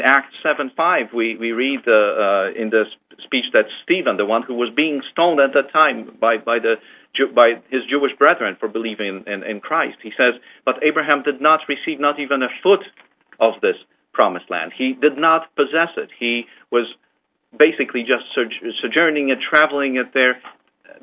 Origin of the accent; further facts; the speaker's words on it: Poland; moved away; I was born in Poland, and I grew up in the areas that were previously, before the war, quite populated by the Jews